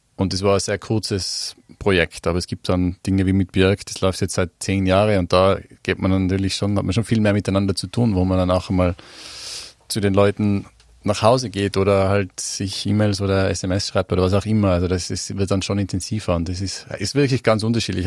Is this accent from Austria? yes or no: yes; Mieming, Tyrol, Austria; moved away as an adult; also born or lived in Innsbruck; now in London, United Kingdom; Ich komme ja nicht aus Innsbruck, also ich komme ja vom Oberland, aus einem Dorf